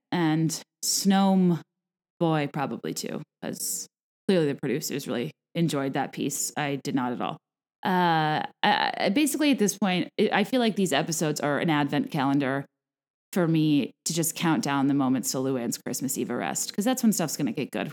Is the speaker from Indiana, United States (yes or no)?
no; Richmond, Virginia, United States; now in Chicago, United States; We're both from Richmond, Virginia